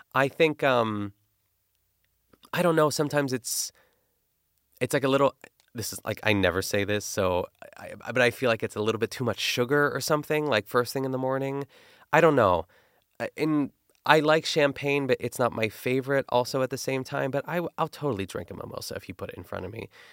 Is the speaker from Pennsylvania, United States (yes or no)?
yes; Pittsburgh, Pennsylvania, United States; accent: Pittsburgh; my Pittsburgh accent